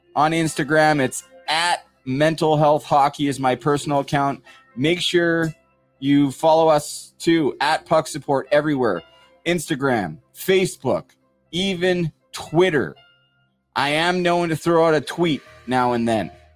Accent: Port Coquitlam, British Columbia, Canada; moved away; I'm from Port Coquitlam part of the Tri Cities

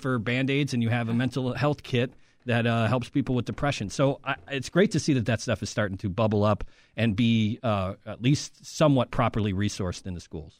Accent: Chicago, Illinois, United States; as a Chicagoan

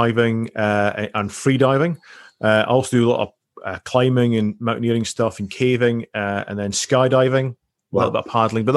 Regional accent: Highlands of Scotland, United Kingdom; I grew up in the Highlands of Scotland.

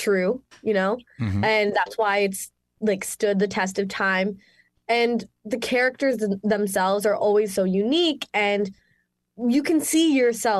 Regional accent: Mississauga, Ontario, Canada; I'm Canadian, from good old Mississauga, Ontario, Canada, born and raised.

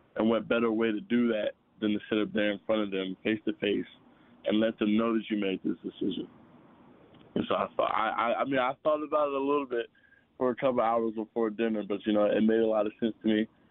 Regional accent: Virginia, United States; now in Florida, United States; I'm from Virginia.

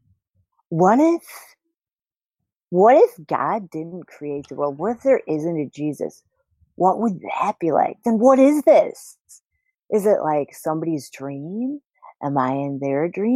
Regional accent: Glenview, Illinois, United States; I grew up in Glendale, Illinois

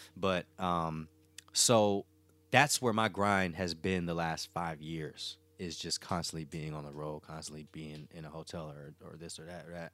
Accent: North Carolina, United States; moved away as an adult; now in Los Angeles, United States; I'm from North Carolina

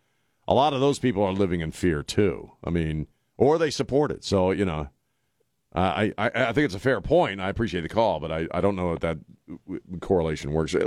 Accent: Maryland, United States; Growing up in Maryland, we were big Orioles fans.

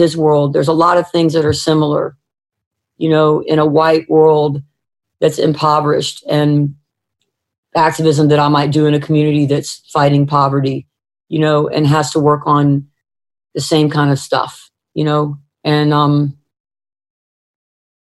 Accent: the South, United States; I'm a Southerner, you know, and I've been raised in a way that's wasn't perfect

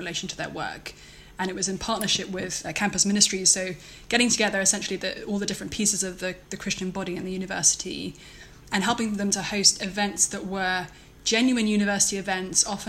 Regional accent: London, United Kingdom; moved away as an adult; now in Cambridge, United States; I am from London, pretty much

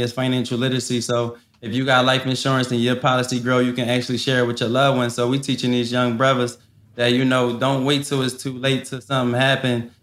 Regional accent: Philadelphia, Pennsylvania, United States; I come from West Philly. I didn't see so much stuff in my life growing up.

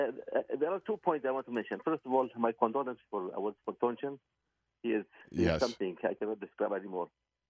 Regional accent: Qatar; also born or lived in United States; I'm from Qatar, overseas.

